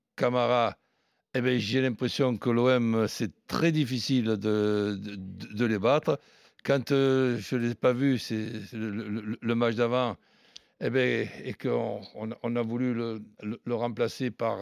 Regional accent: Marseille, Provence-Alpes-Côte d'Azur, France; chez nous, à Marseille

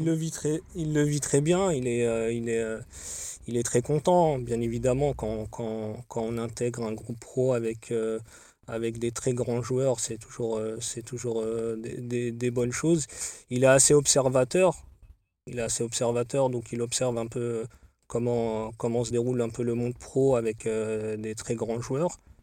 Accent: Paris, Île-de-France, France; sachant qu'on est originaire, de Paris

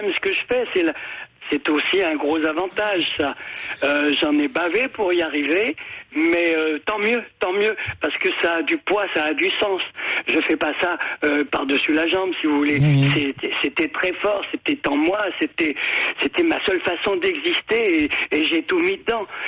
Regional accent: Normandy, France; en tant que Normand

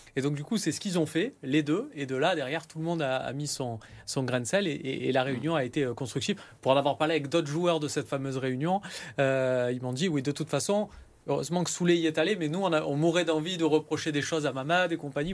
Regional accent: Marseille, Provence-Alpes-Côte d'Azur, France; je suis Marseillais

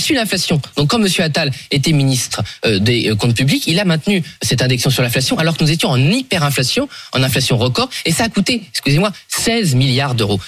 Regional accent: Somme, Hauts-de-France, France; je suis de la Somme, c'est une région agricole depuis euh, le Moyen Âge

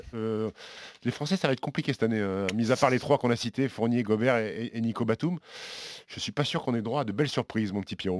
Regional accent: France; on est Français

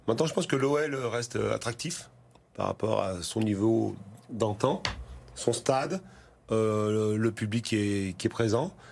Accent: Lyon, Auvergne-Rhône-Alpes, France; je moi, en tant que lyonnais, je dis reviens

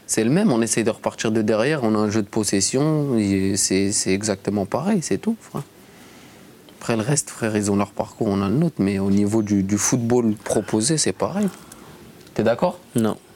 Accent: Paris, Île-de-France, France; now in Marseille, France; on vient de Paris

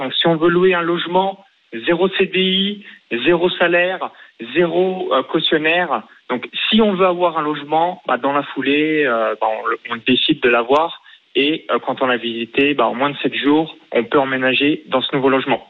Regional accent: near Chalon-sur-Saône, Bourgogne-Franche-Comté, France; born or raised there; now in Estonia

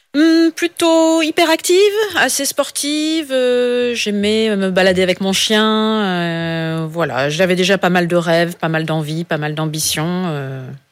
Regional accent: Pas-de-Calais, Hauts-de-France, France; Je suis, du Pas-de-Calais, donc dans, le Nord

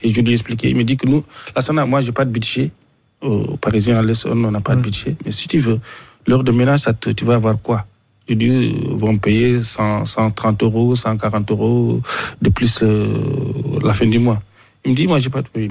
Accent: Mauritania; moved away as an adult; now in France; je venais de la Mauritanie

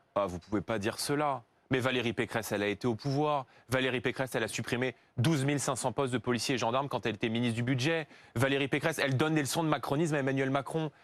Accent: Saint-Denis, Île-de-France, France; j'ai grandi en Seine-Saint-Denis, j'ai grandi dans une cité HLM de Saint-Denis

